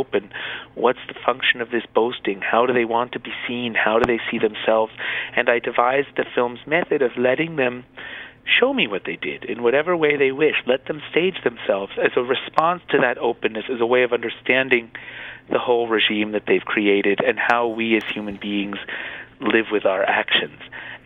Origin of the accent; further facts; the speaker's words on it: United States; me being American